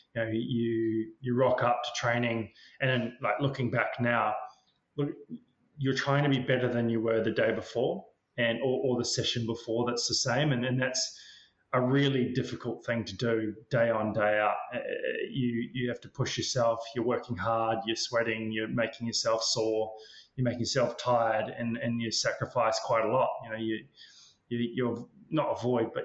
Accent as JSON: {"language": "English", "town": "Queenstown", "region": "Otago", "country": "New Zealand", "tie": "born or raised there", "said": "I grew up in Queenstown in New Zealand"}